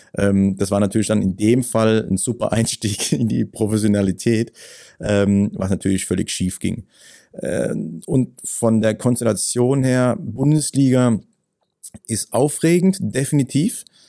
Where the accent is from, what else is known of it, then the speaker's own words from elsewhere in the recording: Ketsch, Baden-Württemberg, Germany; bei uns in Ketsch, in dem Heimatort